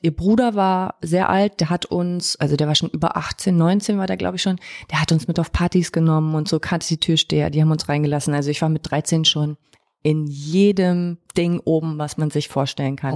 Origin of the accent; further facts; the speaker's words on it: Zinnowitz, Mecklenburg-Vorpommern, Germany; moved away; als ich damals äh, weggezogen bin aus Mecklenburg-Vorpommern